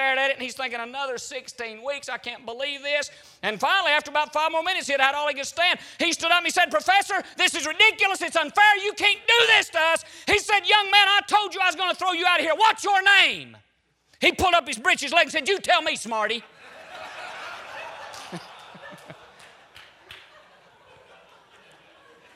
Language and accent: English; Hog Jaw, Alabama, United States; I grew up in Alabama.